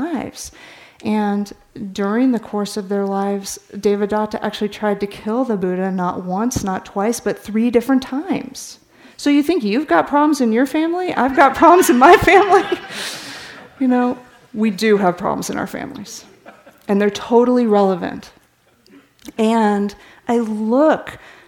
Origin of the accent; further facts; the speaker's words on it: California, United States; I grew up in California